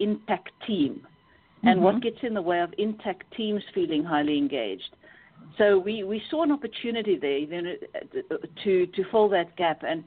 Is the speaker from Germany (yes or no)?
no; South Africa; moved away as an adult; now in United Kingdom; I'm actually South African and ran my own consulting practice